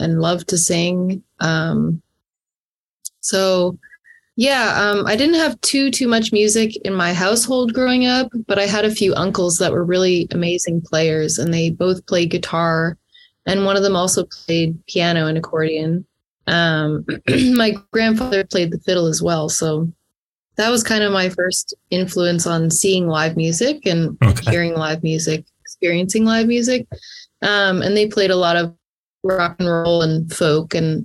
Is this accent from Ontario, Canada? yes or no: yes; Perth County, Ontario, Canada; I grew up in Perth County, Ontario, just outside of Stratford, Ontario